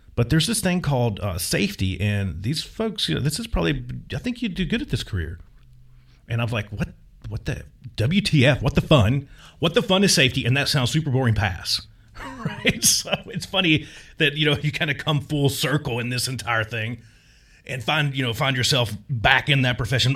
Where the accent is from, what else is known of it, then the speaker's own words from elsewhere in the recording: Virginia, United States; moved away as an adult; my hometown in Virginia